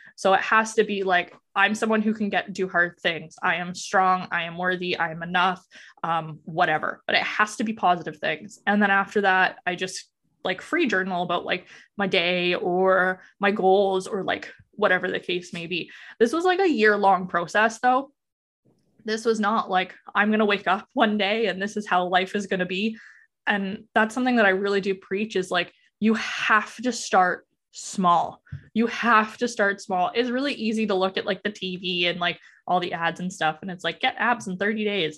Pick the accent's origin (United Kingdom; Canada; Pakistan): Canada; Alberta; moved away as an adult; now in Ontario, Canada; I'm originally from Alberta